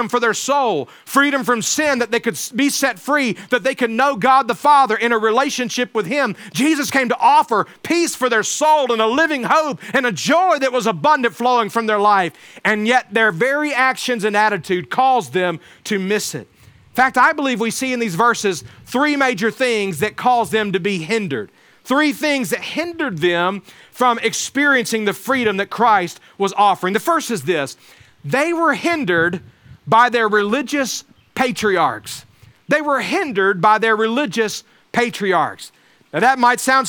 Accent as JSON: {"language": "English", "region": "Alabama", "country": "United States", "tie": "born or raised there", "said": "where I grew up in Alabama"}